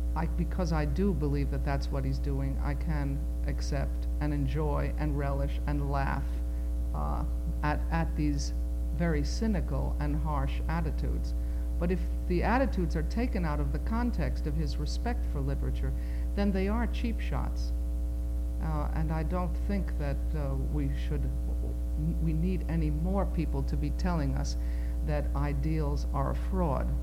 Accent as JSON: {"language": "English", "country": "United States", "said": "all four of my grandparents were born in what was then not Poland, but is today Poland. Uh, I am an American"}